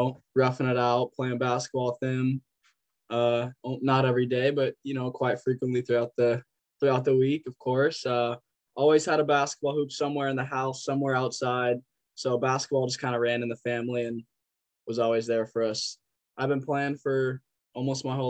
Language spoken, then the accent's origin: English; Lolo, Montana, United States; born or raised there; moved away as an adult; also born or lived in Missoula, Montana; now in Havre, United States